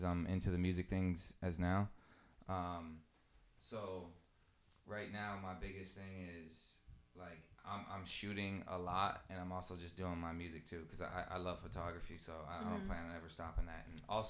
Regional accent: Denver, Colorado, United States; moved away; I'm from Denver, Colorado originally

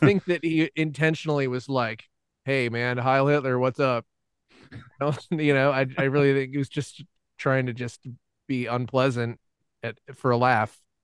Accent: Atlanta, Georgia, United States; all of us uh, gr- growing up in Atlanta

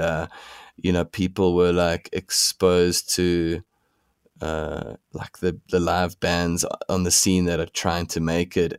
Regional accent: Pretoria, Gauteng, South Africa; now in Johannesburg, South Africa; we grew up in Pretoria

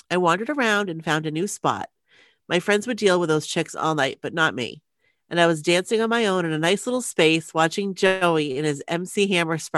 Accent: Los Angeles, California, United States; I'm from Los Angeles too, but LA County is 4,000 miles wide and full of 10 million people with so many suburbs

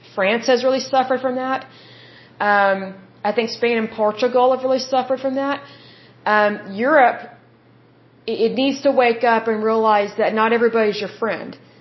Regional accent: United States; if someone asks me what nationality I am, I say I'm American

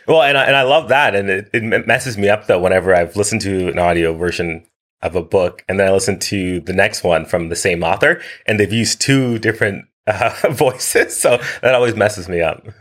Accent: Winchester, Ontario, Canada; moved away as an adult; also born or lived in Kingston, Jamaica / Ottawa, Canada; now in Vancouver, Canada; I've lived in uh, Vancouver, BC since 2015, but I grew up outside of Ottawa in a little town called Winchester

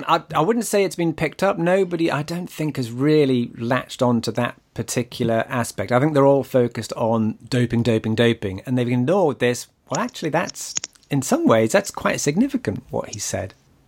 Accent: United Kingdom; I'm a Brit.

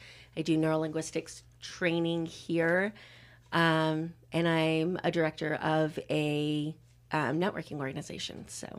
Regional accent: Idaho, United States; I grew up in Idaho where there's no sports.

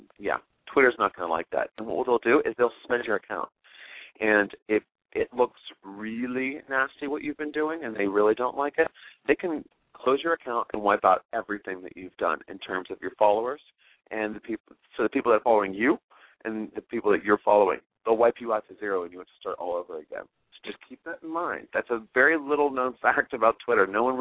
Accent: Pittsburgh, Pennsylvania, United States; my hometown's Pittsburgh, Pennsylvania

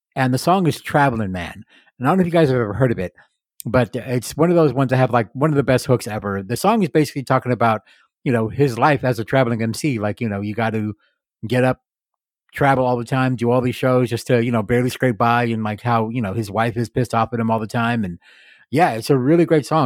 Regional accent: Yuma, Arizona, United States; I grew up here in Yuma

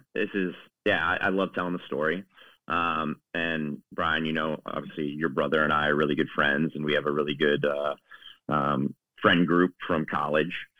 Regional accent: East Coast, United States; moved away as an adult; now in Chicago, United States; I'm originally from the East Coast, my uh, parents live outside in uh, outside of DC in the Virginia

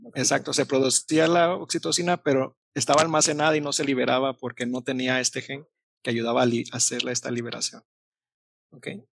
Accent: Mexico; como buen mexicano

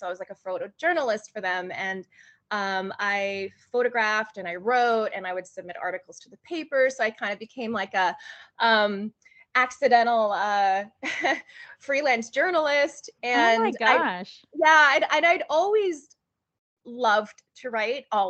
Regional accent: Honolulu, Hawaii, United States; moved away as an adult; also born or lived in Los Angeles, California; I am from Honolulu, Hawaii. So I was born and raised there and moved to California 2 days before my 23rd birthday

